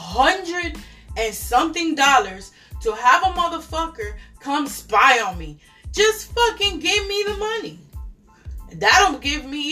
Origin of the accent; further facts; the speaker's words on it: New York City, New York, United States; moved away; I come from New York City